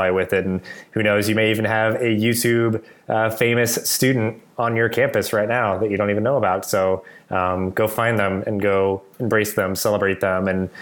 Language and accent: English; Delaware, United States; also born or lived in New Jersey; now in Bangor, Maine, United States; I grew up in Delaware